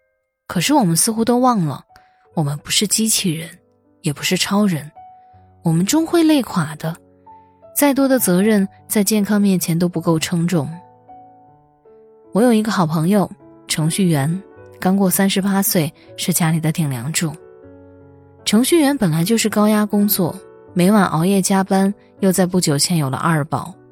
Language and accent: Chinese; Hubei, China; 还记得年初疫情爆发，作为湖北人封锁在家，每天害怕的反复量体温